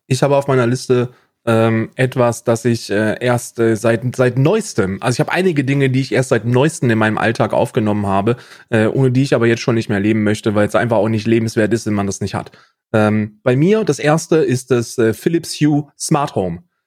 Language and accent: German; Germany; moved away as an adult; now in Ireland; als Deutscher